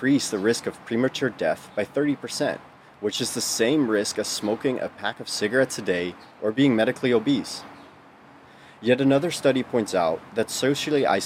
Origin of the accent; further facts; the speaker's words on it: Netherlands; moved away as an adult; now in United States; born and raised in the Netherlands for the first 20 years of my life